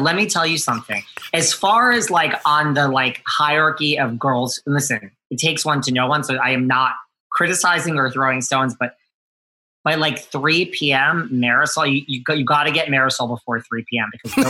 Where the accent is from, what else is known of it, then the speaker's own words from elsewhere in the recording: New York City, New York, United States; I'm from New York City.